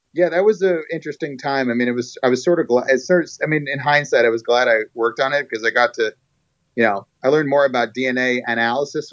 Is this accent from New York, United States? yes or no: yes; New York, United States; moved away; I grew up in New York